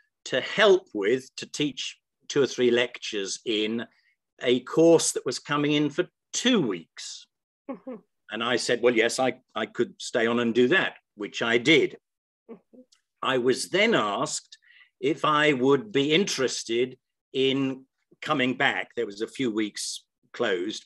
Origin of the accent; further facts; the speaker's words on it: South West England, United Kingdom; moved away as an adult; return back to my hometown in the far southwest of the country